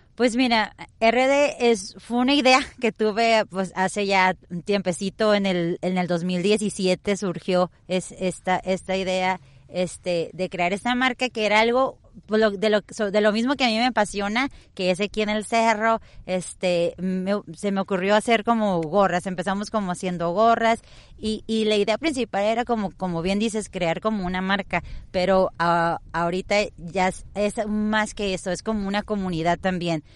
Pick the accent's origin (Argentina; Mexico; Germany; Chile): Mexico; Tijuana, Baja California; moved away as an adult; now in Vista, United States; yo soy totalmente aquí de Tijuana, tengo poco tiempo que tuve la, fortuna, se podría decir, o, la vida me llevó a estar ahorita en, allá en, Estados Unidos, en Vista, pero yo soy tijuanense de aquí